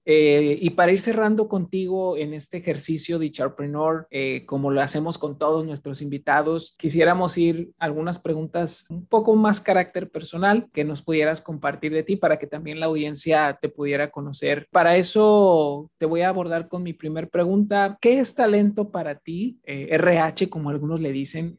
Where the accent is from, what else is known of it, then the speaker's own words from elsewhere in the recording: Mexico; esa gran alta autoestima que tenemos como mexicanos